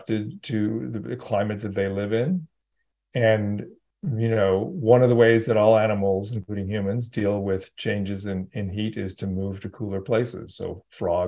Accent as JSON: {"language": "English", "region": "California", "country": "United States", "tie": "born or raised there", "said": "I grew up in California"}